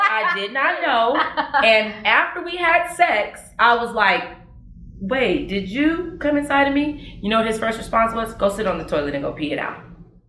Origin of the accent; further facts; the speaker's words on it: Los Angeles, California, United States; moved away as an adult; now in Las Vegas, United States; Born and raised in Los Angeles, California, but currently reside in Las Vegas, Nevada for the past 4.5, going on 5 years.